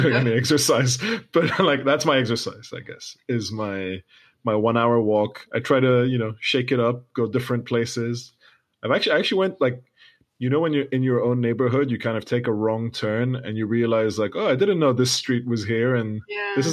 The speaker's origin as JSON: {"language": "English", "country": "United Kingdom", "said": "We're both British Arab creatives"}